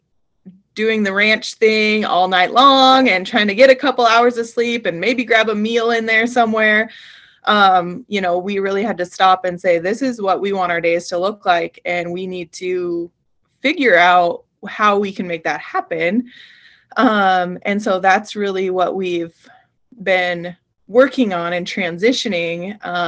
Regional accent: Montana, United States; I grew up in Montana on a ranch

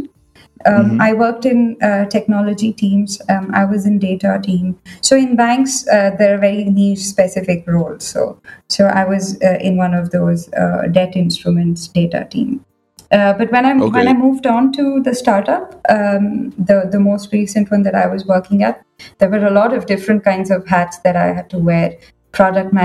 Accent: Bangalore, Karnataka, India; moved away as an adult; now in Singapore; I'm from Bangalore, down south.

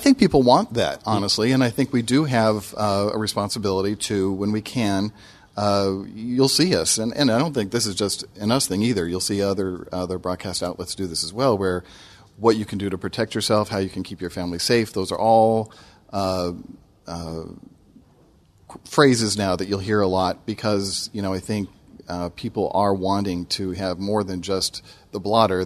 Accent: Denver, Colorado, United States; now in Memphis, United States; I grew up in Denver

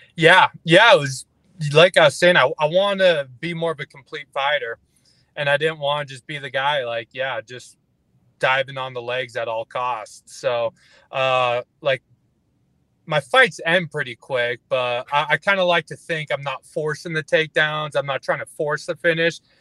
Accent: Fort McMurray, Alberta, Canada; Like northern Alberta, like Fort McMurray

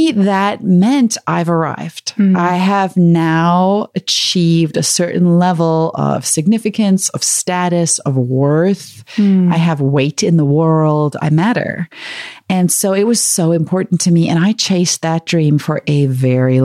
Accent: South Africa; also born or lived in Chicago, United States / Ukraine; now in United States; I grew up in South Africa under the apartheid government

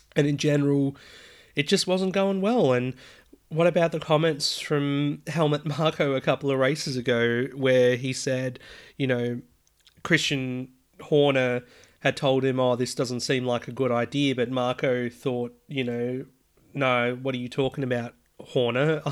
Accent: Australia; I'm Australian

